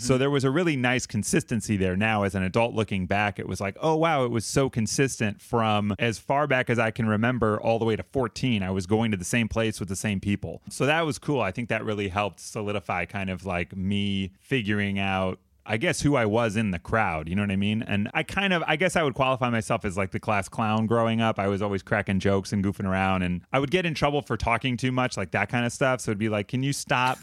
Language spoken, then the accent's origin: English; Mount Prospect, Illinois, United States; also born or lived in Chicago; I grew up in Mount Prospect, northwest suburbs here.